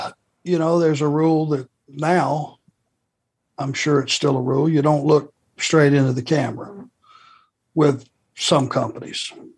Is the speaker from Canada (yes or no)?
no; the South, United States; I'm from the South.